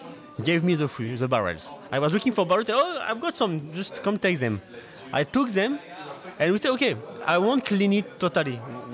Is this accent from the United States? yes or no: no; Normandy, France; moved away as an adult; now in Chiroubles, France; I come from Normandy.